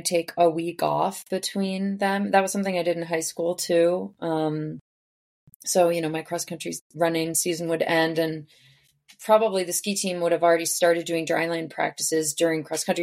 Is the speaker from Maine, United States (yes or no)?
yes; Cape Elizabeth, Maine, United States; now in Lake Placid, United States; I am originally from Cape Elizabeth, Maine. It's just outside of Portland.